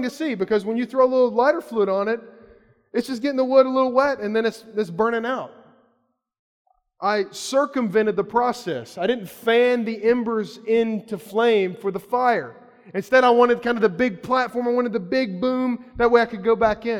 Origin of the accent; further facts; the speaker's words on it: Kentucky, United States; I grew up in Kentucky